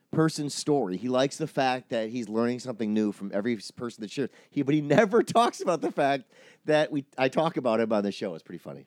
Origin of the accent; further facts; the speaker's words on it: Wisconsin, United States; I grew up in Wisconsin